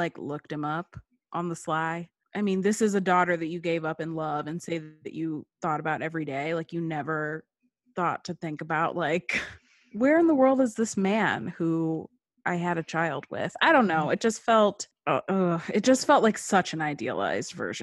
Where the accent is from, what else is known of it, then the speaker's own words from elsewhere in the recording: Shaker Heights, Ohio, United States; I am from Shaker